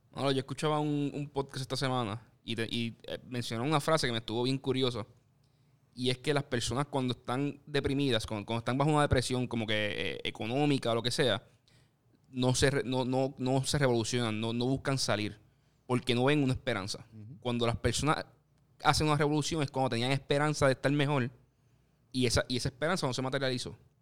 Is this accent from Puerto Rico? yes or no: yes; Puerto Rico; yo como puertorriqueño y como persona que quiero que, Puerto Rico crezca